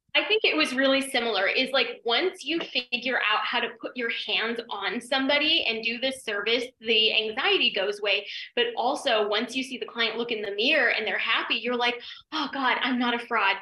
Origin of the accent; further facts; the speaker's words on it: Denver, Colorado, United States; moved away as an adult; also born or lived in New York; I'm from Denver and it was like podunk little cow town